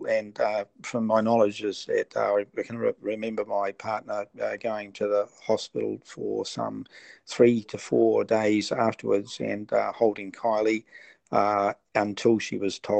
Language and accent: English; Pukekohe, Auckland, New Zealand; Okay, I'm from New Zealand, a small rural town called Pukekohe in South Auckland. I'm 69 years old.